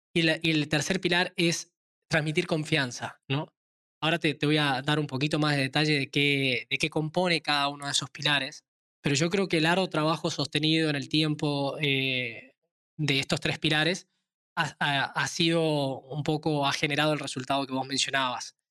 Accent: Tucumán, Argentina; soy nacido en Tucumán, una provincia pequeña al norte de Argentina, actualmente también basado en Argentina

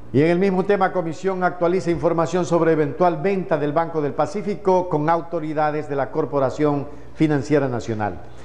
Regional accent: Ecuador; somos todos los ecuatorianos

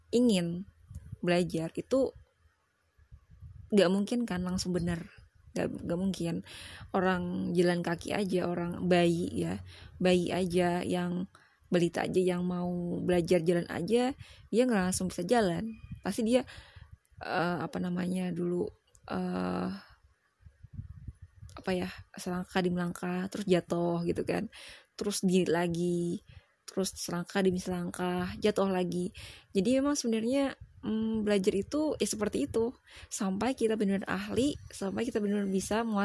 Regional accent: Hulu Sungai Tengah, South Kalimantan, Indonesia; aku itu dari Kalimantan Selatan uh, lebih tepatnya di Hulu Sungai Tengah aku nggak terlalu bisa juga sih accent accent bahasa Inggris karena ya tau lah aku kan orang Indonesia banget bahkan aku tuh orang daerah gitu kan orang daerah Banjar

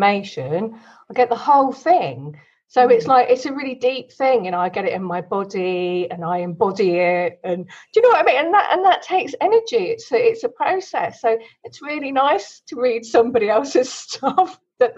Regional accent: Kent, South East England, United Kingdom; I got born in Kent in the UK.

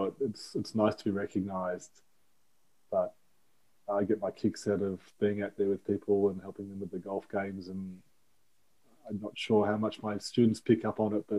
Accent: Melbourne, Victoria, Australia; I won a couple of state championships here in Victoria and Melbourne

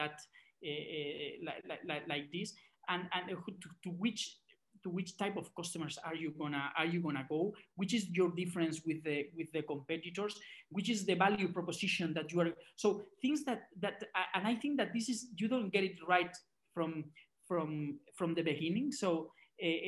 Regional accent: Barcelona, Catalonia, Spain; I am from Barcelona

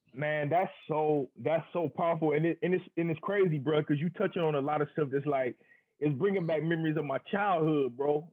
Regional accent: Akron, Ohio, United States; I'm from Akron. I'm from Northeast Ohio.

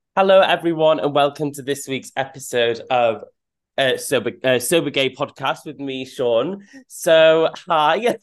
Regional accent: North Wales, United Kingdom; I was brought up in North Wales

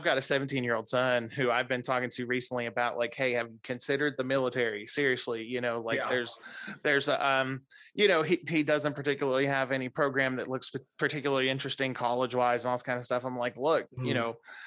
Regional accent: Clarksville, Tennessee, United States; I grew up in Clarksville

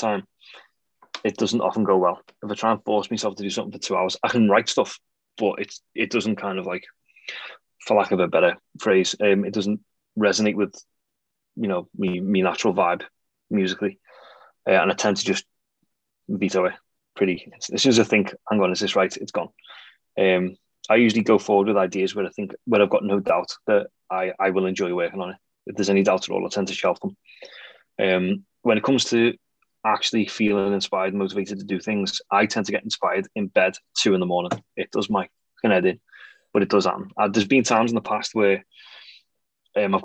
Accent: Bootle, North West England, United Kingdom; I grew up in Bootle, which is technically just outside Liverpool. It's in Sefton, but it's an L postcode.

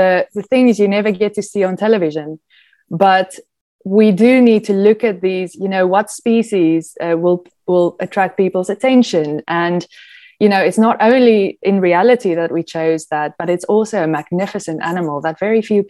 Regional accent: South Africa; moved away; I'm South African

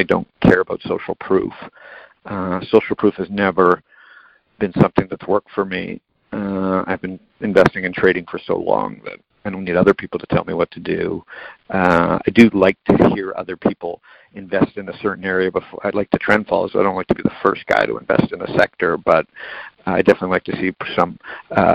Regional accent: Canada; I'm Canadian.

